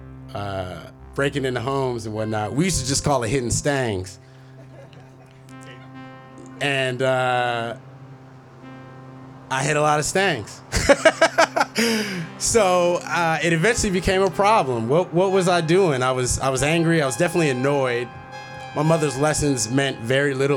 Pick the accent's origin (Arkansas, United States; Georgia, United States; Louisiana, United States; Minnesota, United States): Minnesota, United States; Minneapolis; moved away; a young black boy growing up in Minneapolis